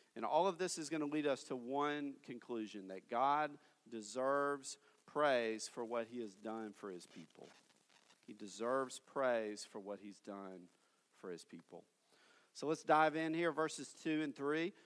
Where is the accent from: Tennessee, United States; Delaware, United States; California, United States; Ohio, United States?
Tennessee, United States; moved away as an adult; now in Fort Worth, United States; my hometown in Tennessee